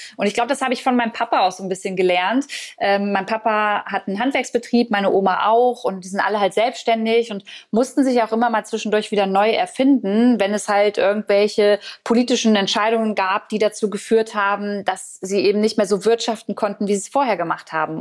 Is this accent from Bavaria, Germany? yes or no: no; Braunschweig, Lower Saxony, Germany; moved away; ich habe damals in Braunschweig in meiner Heimat gelebt